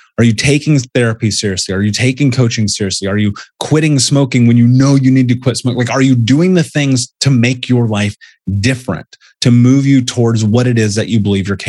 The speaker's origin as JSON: {"language": "English", "town": "Indianapolis", "region": "Indiana", "country": "United States", "tie": "born or raised there", "said": "I grew up in Indianapolis"}